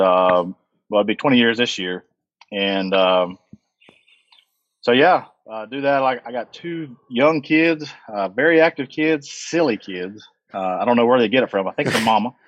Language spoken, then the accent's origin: English; Thomasville, North Carolina, United States; Thomasville, North Carolina, uh, which is right adjacent to Lexington, North Carolina